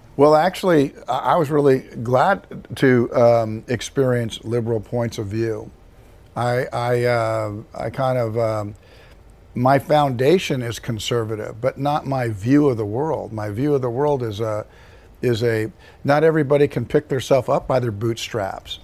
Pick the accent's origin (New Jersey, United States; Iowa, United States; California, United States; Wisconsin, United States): California, United States; Compton; I was born in Compton, California